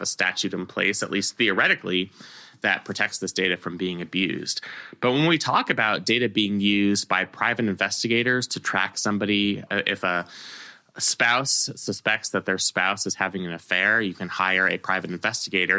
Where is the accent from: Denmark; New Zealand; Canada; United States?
United States; California; I grew up in California